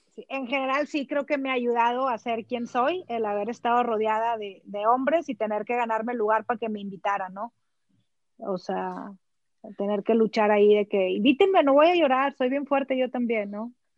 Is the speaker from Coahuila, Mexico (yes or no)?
yes; Sabinas, Coahuila, Mexico; moved away as an adult; also born or lived in United States; now in Monterrey, Mexico; soy originaria de Salinas, Coahuila. Estudié en colegio católico hasta la secundaria